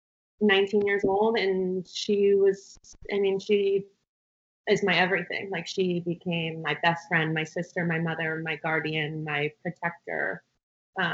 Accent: a smallish town outside of Pasadena, California, United States; I grew up in a smallish town outside of Pasadena, California

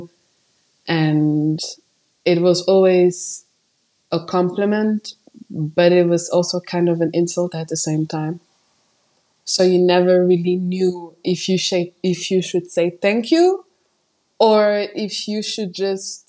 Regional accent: Luxembourg; English is a second language; also born or lived in Portugal; And I've been living in Luxembourg since I was 3 years old.

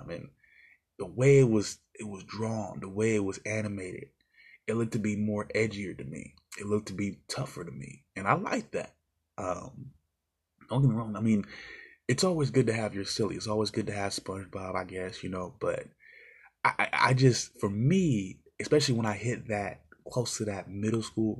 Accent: United States; we, of course, as the American fans

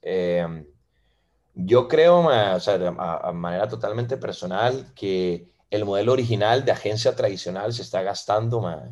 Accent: Costa Rica; also born or lived in Venezuela; soy eh, venezolano de nacimiento, ma, tengo 21 años viviendo en Costa Rica, ma, me vine aquí a los 10 con mi madre y con mi hermana, y mm, que ellas son argentinas, y, y nada, ma, hice aquí la escuela, hice aquí el cole

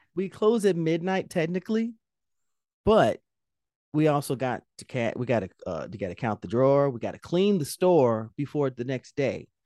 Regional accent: Indianapolis, Indiana, United States; I'm from Indianapolis

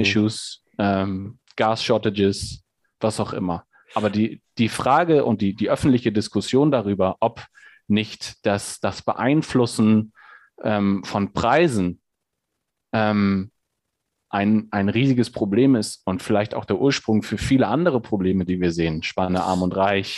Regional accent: Hamburg, Germany; now in Hesse, Germany; ich bin in, in Hamburg groß geworden, ähm, äh, in der Innenstadt in Hamburg

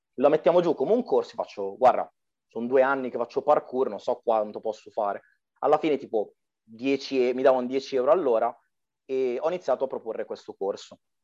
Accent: Arcore, Lombardy, Italy; sono della Brianza

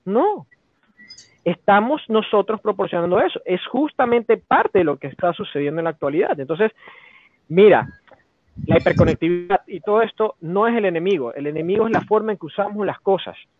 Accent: Ecuador; Somos de memoria tan frágil los ecuatorianos

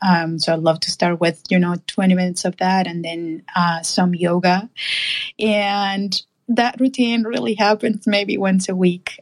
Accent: Colombia; moved away; I grew up in in Colombia.

